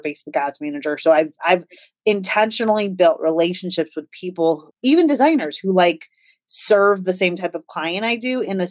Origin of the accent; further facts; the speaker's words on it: Des Moines, Iowa, United States; I am from Des Moines, Iowa, which is right in the middle of the United